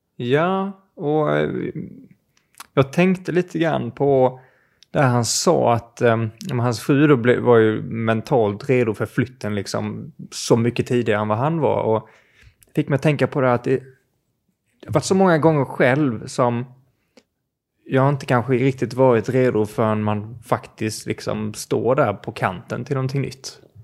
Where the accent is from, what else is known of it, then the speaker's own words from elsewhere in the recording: Skåne, Sweden; jag kommer från Skåne